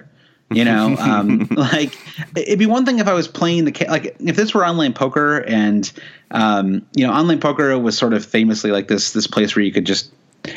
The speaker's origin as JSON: {"language": "English", "country": "United States", "said": "as an American"}